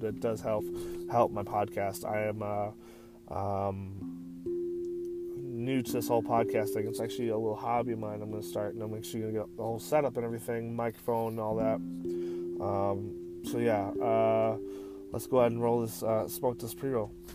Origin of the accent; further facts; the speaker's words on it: rural Michigan, United States; now in Massachusetts, United States; I'm from the country part of Michigan